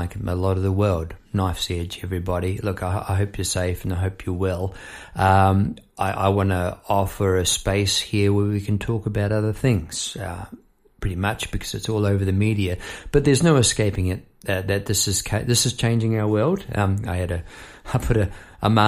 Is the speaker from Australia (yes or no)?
yes; Melbourne, Victoria, Australia; I'm from Melbourne, Australia